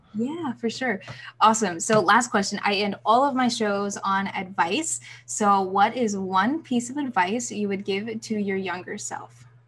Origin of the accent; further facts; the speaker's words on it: Birmingham, Alabama, United States; Birmingham last week, my hometown